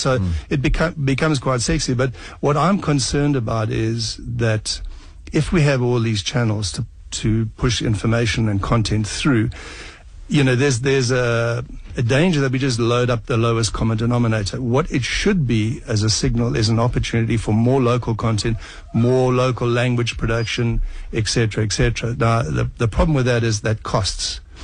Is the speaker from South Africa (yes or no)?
yes; South Africa; as a South African